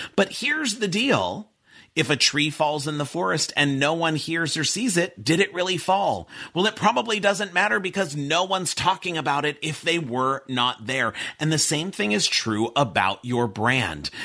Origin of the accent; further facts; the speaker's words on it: Pasadena, California, United States; I grew up in Pasadena. I went to a college prep school where I went to school from being five years old to 18 years old